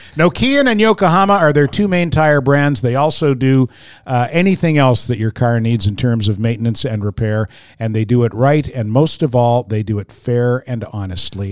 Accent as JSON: {"language": "English", "town": "Fredericton", "region": "New Brunswick", "country": "Canada", "moved": "yes", "said": "I'm from Fredericton, and, and everyone talks to everybody else, and everybody's Maritime-ers, right?"}